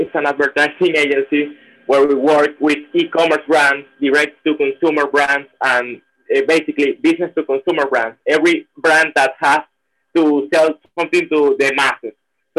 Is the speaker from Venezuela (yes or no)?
yes; Venezuela; From Venezuela.